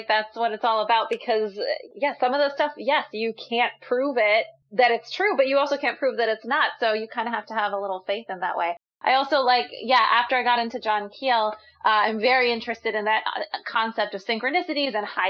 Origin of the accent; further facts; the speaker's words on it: Pennsylvania, United States; I grew up in Pennsylvania, so in the Northeast, it's like very haunted in general.